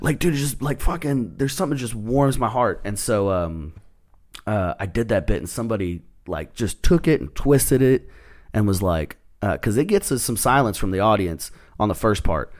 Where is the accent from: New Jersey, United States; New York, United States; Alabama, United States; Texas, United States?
Texas, United States; I'm from Texas